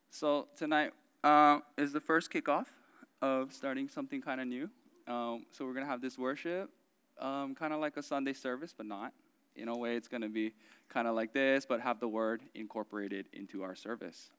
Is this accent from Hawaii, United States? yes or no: yes; Oahu, Hawaii, United States; I grew up in Oahu